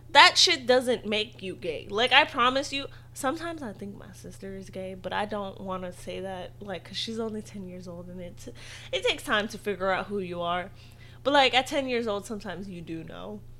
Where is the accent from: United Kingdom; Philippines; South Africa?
Philippines; especially as a Filipino person